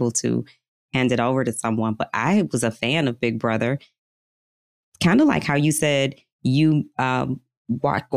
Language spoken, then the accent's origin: English; Detroit, Michigan, United States; Metro Detroit. Yep. Suburb outside of Detroit